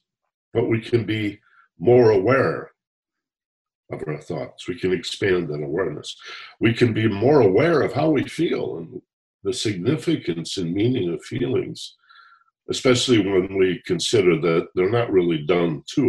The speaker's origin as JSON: {"language": "English", "region": "Michigan", "country": "United States", "tie": "born or raised there", "said": "I grew up in Michigan"}